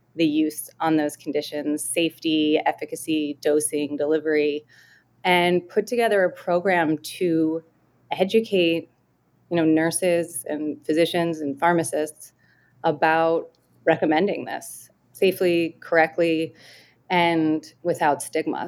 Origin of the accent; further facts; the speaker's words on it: Delaware, United States; growing up in Delaware